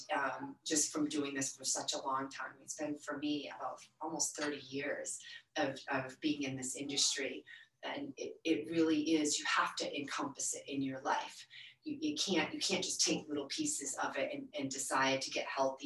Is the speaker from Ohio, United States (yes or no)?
no; Maine, United States; moved away; I grew up in Maine